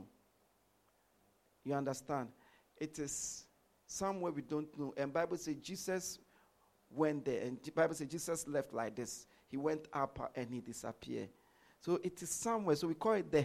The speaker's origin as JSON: {"language": "English", "country": "Ghana", "tie": "born or raised there", "also_born_or_lived": "London", "moved": "as an adult", "said": "I was born in Ghana. I grew up in Ghana"}